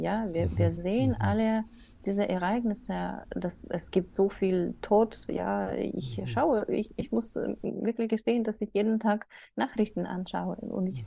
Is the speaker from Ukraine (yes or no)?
yes; Odesa, Odesa Oblast, Ukraine; first language Russian; German is a second language; moved away as an adult; now in Germany; ich komme aus Odessa, wo Russisch wird meistens gesprochen.